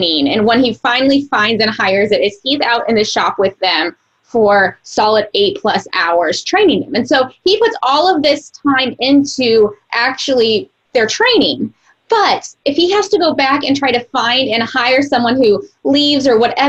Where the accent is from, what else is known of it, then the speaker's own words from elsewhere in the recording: Missouri, United States; I'm from Missouri